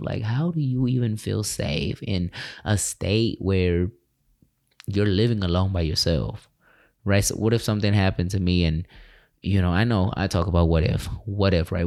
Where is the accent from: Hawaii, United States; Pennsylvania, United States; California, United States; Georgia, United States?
California, United States; moved away as an adult; now in Tulsa, United States; I left my hometown, California